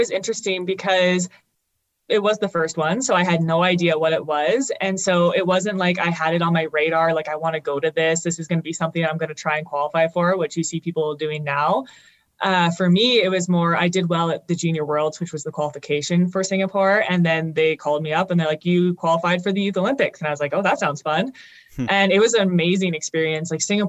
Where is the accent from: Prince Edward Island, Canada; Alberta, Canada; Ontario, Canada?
Alberta, Canada; Calgary; When I was young, Calgary was the place to be.